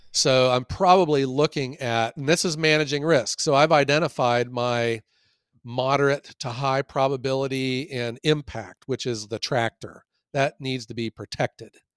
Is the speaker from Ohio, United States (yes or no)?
yes; Ohio, United States; I'm from Ohio